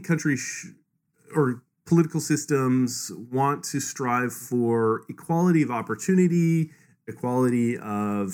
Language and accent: English; Canada; I'm from Canada, which I would say tilts more towards equality